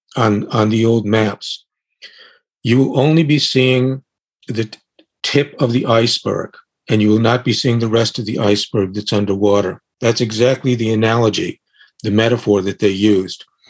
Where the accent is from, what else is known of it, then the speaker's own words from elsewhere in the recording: United States; I'm American